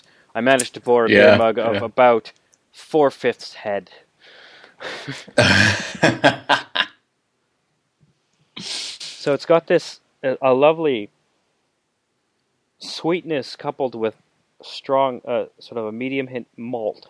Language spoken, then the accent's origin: English; Calgary, Alberta, Canada; my hometown Calgary